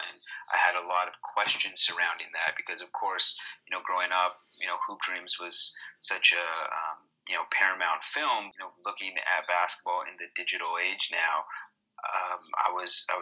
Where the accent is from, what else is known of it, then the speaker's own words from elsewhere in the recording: Canada; in our country, in Canada